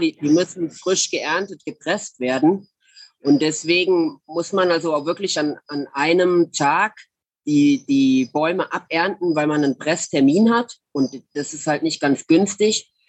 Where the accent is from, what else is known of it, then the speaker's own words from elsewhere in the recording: Germany; Als Deutscher